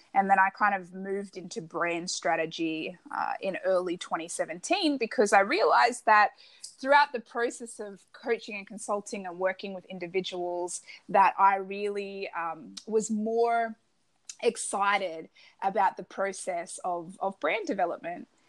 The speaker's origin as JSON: {"language": "English", "country": "Australia", "said": "I'm Australian"}